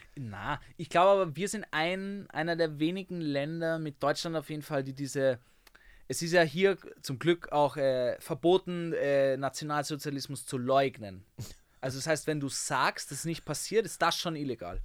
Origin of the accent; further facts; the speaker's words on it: Vienna, Austria; accent: Viennese; Ich bin wirklich am Naschmarkt aufgewachsen